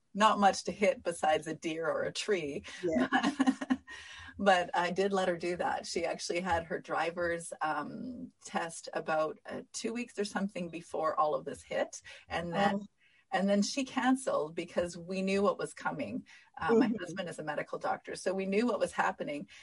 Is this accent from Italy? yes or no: no; Canada; I'm Canadian